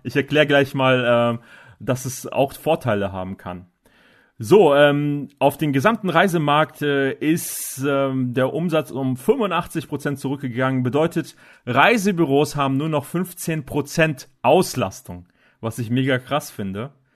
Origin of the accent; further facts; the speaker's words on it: Northern Germany, Germany; bei uns in Norddeutschland